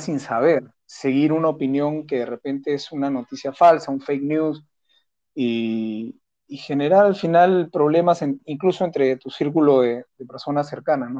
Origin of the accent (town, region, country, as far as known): Peru